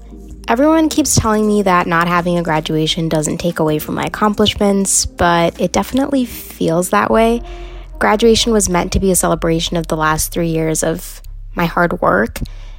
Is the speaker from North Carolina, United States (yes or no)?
no; Chicago, Illinois, United States; I am from Chicago, Illinois.